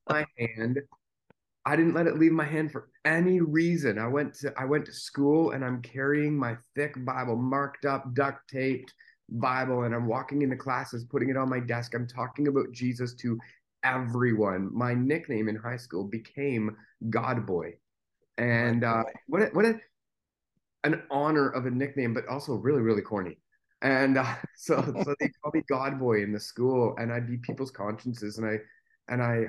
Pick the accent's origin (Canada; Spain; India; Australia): Canada; Richmond Hill, Ontario; now in Bradford, Canada; I was born in Oak Ridges, Lake Wilcox to be specific, right on the shores of Lake Wilcox